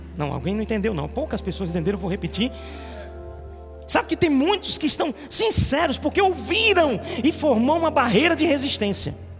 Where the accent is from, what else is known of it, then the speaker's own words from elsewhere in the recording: Recife, Pernambuco, Brazil; Mas eu sou de Recife